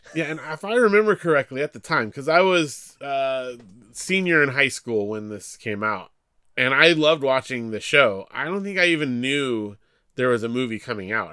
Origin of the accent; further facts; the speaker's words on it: Big Bear, California, United States; Big Bear, California, small mountain town